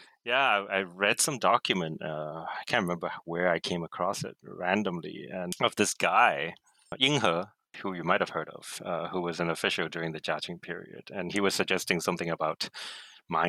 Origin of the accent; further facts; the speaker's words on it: Hong Kong; I grew up here in Hong Kong